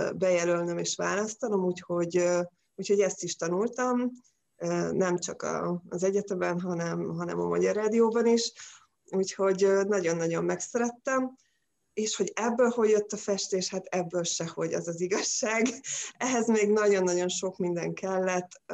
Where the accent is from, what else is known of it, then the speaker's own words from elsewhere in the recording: Pécs, Baranya, Hungary; now in Balatonfüred, Hungary; Pécsi vagyok